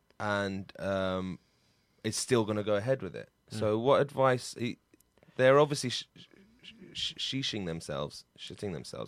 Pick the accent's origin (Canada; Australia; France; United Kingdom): United Kingdom; London; I'm from Brick Lane, guys. Do you know that?